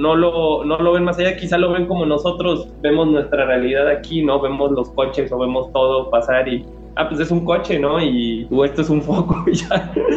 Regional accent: Jojutla, Morelos, Mexico; first language Spanish; Jojutla, eh, de donde yo soy

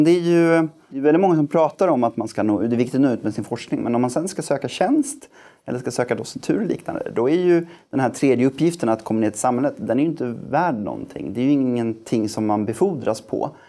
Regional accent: Gothenburg, Västra Götaland, Sweden; Jag, jag är ju, det hörs inte på dialekten längre men jag är född och uppvuxen i Göteborg

